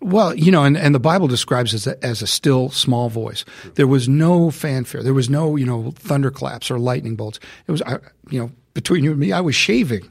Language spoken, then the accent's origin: English; United States; I'm an American